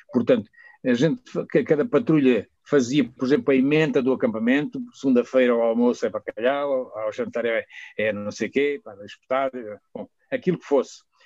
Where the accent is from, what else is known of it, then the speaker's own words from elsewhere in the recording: Mozambique; moved away as an adult; also born or lived in Coimbra, Portugal; now in Portimão, Portugal; o Algarve tem este clima parecido com o da minha terra, sabes? Que eu vivi em Moçambique claro. e, vivi em Moçambique até aos 30 anos